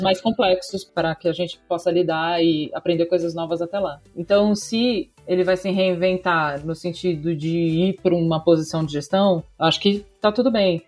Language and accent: Portuguese; Florianópolis, Santa Catarina, Brazil; moved away as an adult; now in São Paulo, Brazil; eu sou de Floripa, Santa Catarina, mas eu moro aqui em São Paulo há cinco anos já